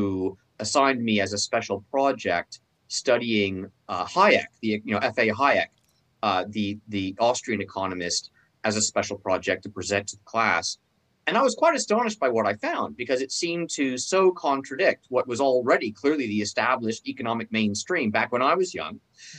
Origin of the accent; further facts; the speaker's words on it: California, United States; I'm from California